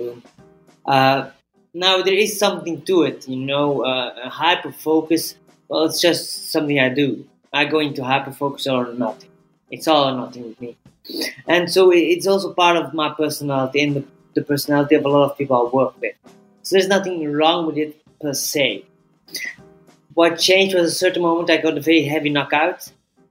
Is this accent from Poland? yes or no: no; Belgium; moved away; I'm originally from Belgium, but I have been traveling the world for a long time now.